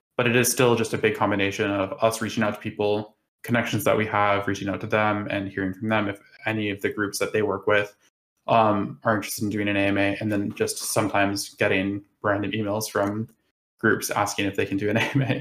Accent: United States; now in United Kingdom; I live in the UK, but I am American

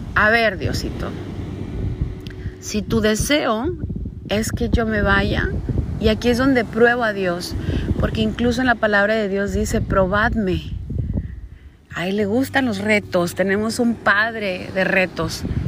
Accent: Caborca, Sonora, Mexico; moved away as an adult; also born or lived in Hermosillo, Sonora; mudarme de mi ciudad natal de nacimiento, que es Caborca, Sonora, a la capital del estado de Sonora, que es Hermosillo

